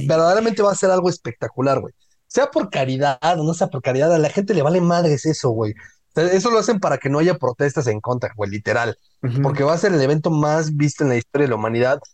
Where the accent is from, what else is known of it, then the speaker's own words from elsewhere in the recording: Mexico; Todos somos mexicanos